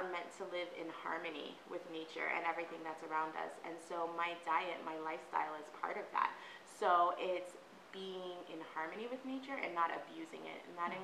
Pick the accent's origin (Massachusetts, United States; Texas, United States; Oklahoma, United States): Texas, United States; I grew up in Texas, which is like the meat capital of the world